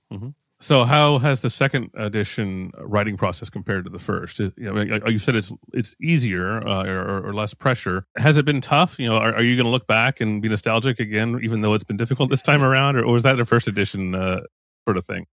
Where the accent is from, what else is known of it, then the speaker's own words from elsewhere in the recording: United States; now in European Union; I am an American, but I live in the E U